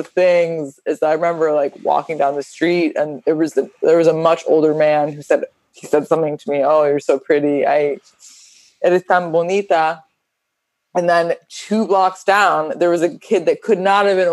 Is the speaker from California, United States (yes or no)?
no; Miami, Florida, United States; I grew up in Miami